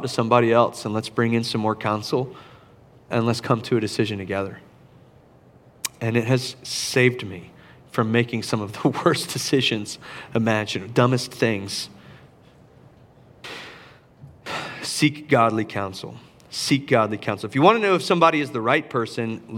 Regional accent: Charleston, South Carolina, United States; downtown Charleston in my hometown

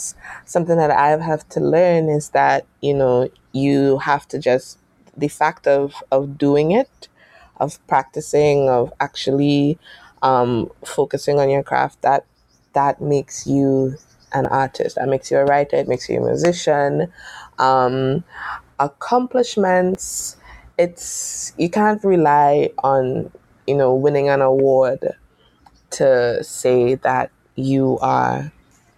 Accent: United States; I was born in the States

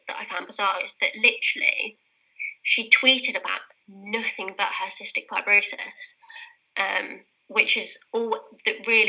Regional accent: Leicester, East Midlands, United Kingdom; accent: British; My hometown, Leicester

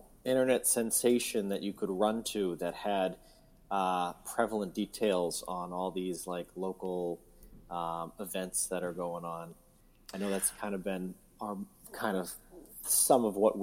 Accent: Boston, Massachusetts, United States; now in South Windsor, United States; my hometown, my home state, Boston, Mass.

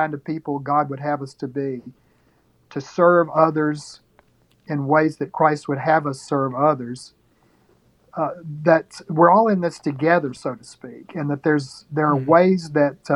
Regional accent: North Alabama, United States; the town that I grew up in North Alabama

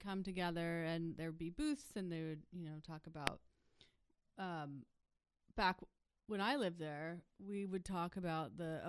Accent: Ashland, Oregon, United States; moved away; I grew up in Ashland in Southern Oregon.

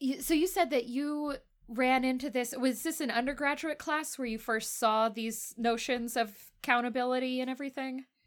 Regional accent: Texas, United States; now in Salt Lake City, United States; I'm from Texas originally

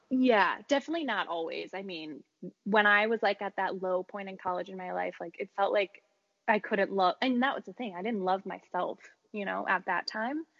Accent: Chicago, Illinois, United States; moved away; until I moved away from Chicago

